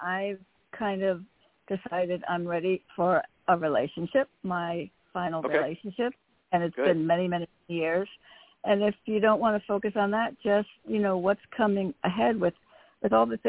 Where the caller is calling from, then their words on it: Connecticut, United States; from Connecticut.